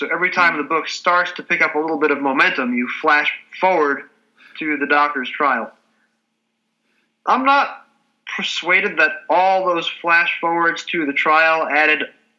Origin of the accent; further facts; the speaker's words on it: United States; Speaking as an American who's never been to Scotland at all and has only spent 4 days in London and the surrounding countryside